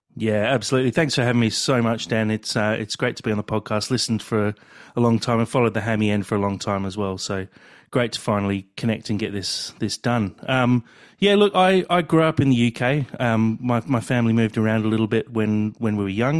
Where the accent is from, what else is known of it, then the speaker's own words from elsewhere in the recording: England, United Kingdom; now in Australia; growing up in England, I, I was at boarding school